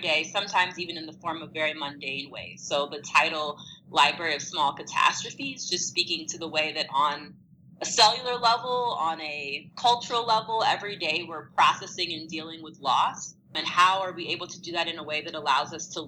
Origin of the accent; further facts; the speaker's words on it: St. Louis, Missouri, United States; I was born and raised in St. Louis, Missouri